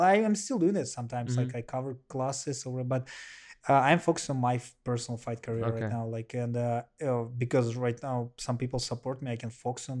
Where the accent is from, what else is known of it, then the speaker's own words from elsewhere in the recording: Russia; let you know I'm from Russia, and you know Russia may be one of the most homophobic country.